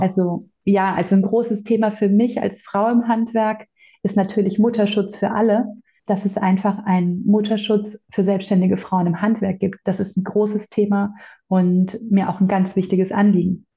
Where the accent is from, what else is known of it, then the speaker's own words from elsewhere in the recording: Bavaria, Germany; bei uns in Bayern